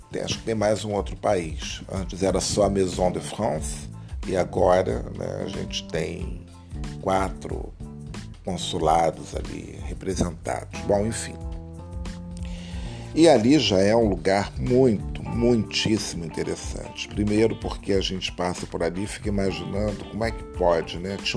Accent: Rio de Janeiro, Brazil; Bom, você sabe, eu sou carioca, moro aqui e vou muito

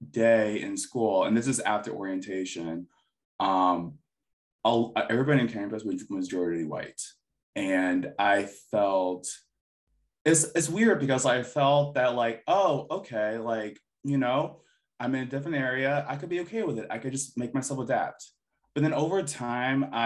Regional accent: United States; And like when people ask me questions, I'm like, oh yeah, I'm Filipino American. Like this is stuff I would grew up with and stuff. This is the type of food I eat.

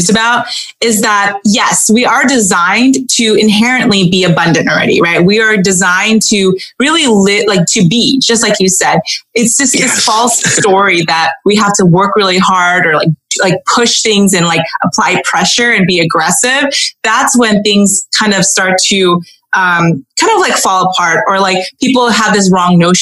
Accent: Southern California, United States; My parents were both from Hong Kong. I grew up in Southern California

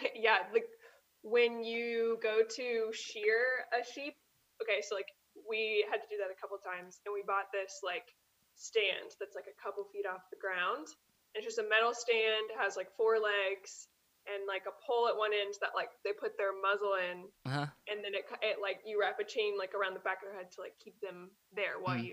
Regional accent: Crittenden, Kentucky, United States; moved away as an adult; now in Israel; I am from Kentucky. I grew up in Crittenden, Kentucky, which is in like southern Kenton County.

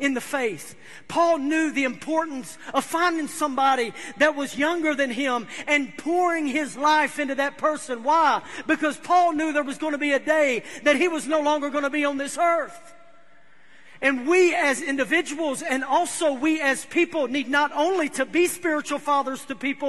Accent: United States; I'm from Humphreys County

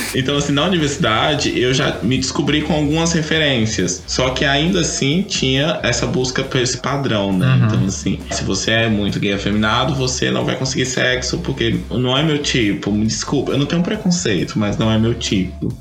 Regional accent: interior of Tocantins, Brazil; eu sou do interior do Tocantins

